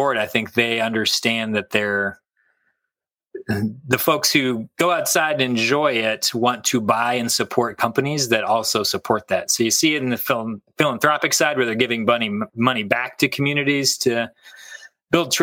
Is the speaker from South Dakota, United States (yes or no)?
no; Kansas, United States; moved away as an adult; now in Michigan, United States; I grew up in Kansas